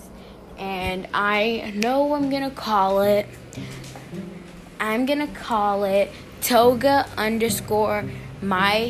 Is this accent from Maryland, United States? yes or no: yes; Baltimore, Maryland, United States; I'm from Baltimore City, Maryland